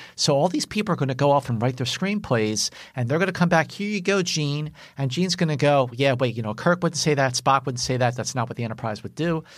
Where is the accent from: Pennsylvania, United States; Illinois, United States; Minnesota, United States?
Pennsylvania, United States; Philadelphia; I live, I grew up in Northeast Philadelphia